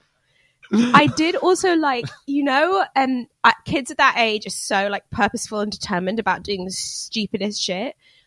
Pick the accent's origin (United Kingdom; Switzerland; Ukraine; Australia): United Kingdom; as a Brit